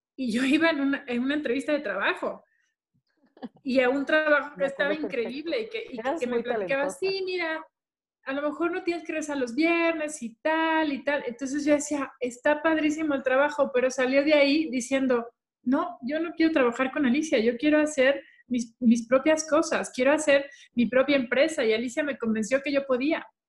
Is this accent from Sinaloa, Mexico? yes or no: yes; Culiacán, Sinaloa, Mexico; nosotros somos de Culiacán